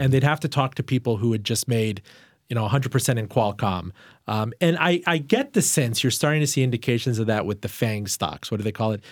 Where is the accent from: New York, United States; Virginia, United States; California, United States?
Virginia, United States; Richmond; my hometown, Richmond, Virginia